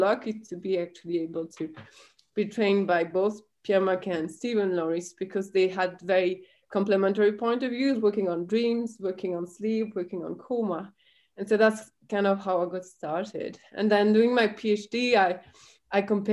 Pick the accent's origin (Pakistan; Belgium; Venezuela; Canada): Belgium; I grew up in the Belgian countryside.